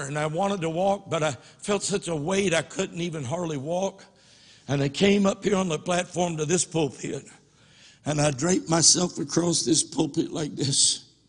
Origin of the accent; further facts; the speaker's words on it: United States; I was born in the United States